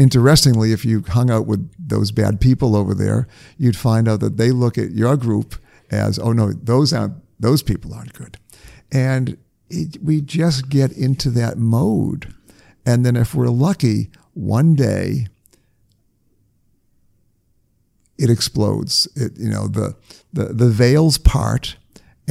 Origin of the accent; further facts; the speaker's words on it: New England, United States; I grew up in New England